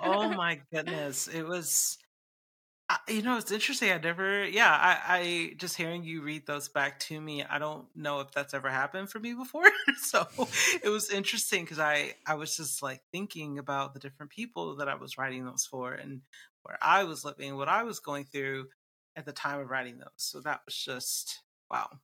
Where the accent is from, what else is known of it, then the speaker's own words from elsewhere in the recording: Atlanta, Georgia, United States; moved away; I just moved back to my home state of Atlanta, Georgia, in Georgia, U S A, where I live